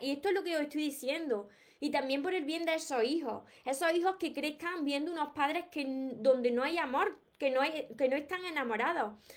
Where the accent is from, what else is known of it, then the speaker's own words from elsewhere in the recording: Andalusia, Spain; no pronuncio la S porque es que soy de, de Andalucía, de aquí de España, de Andalucía